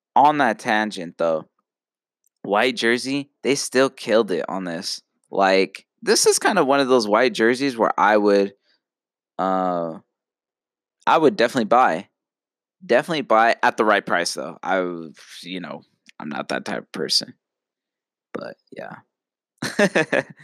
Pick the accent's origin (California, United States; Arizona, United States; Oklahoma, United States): Arizona, United States; Phoenix; I'm from Phoenix.